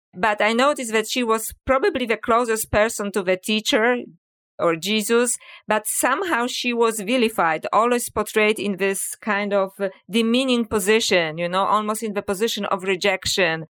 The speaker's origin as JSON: {"language": "English", "country": "Poland", "tie": "born or raised there", "second_language": "English", "moved": "yes", "said": "people may wonder about my accent. So, uh, yes, I was born in Poland"}